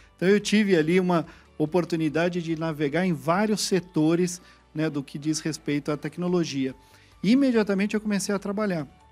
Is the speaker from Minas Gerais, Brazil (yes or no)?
no; São Paulo, Brazil; also born or lived in Baden, Switzerland; Então eu fui criado no Brasil, fui criado na Vila Mariana, em São Paulo